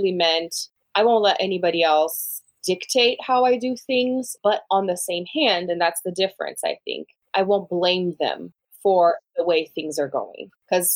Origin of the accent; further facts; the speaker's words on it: Brazil; English is a second language; moved away as an adult; now in United States; I'm from Brazil originally, born and raised